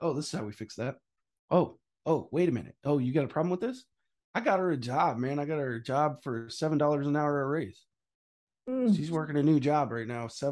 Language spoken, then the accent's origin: English; Missouri, United States; I'm from Missouri